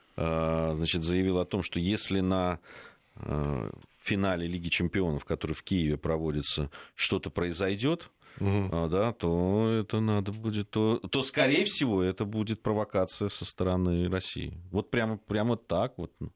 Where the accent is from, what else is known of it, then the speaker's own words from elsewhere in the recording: Georgia; now in Russia; как этнический грузин, там проживающий, который долго жил и в Грузии, и знает ее историю, изучал просто в школе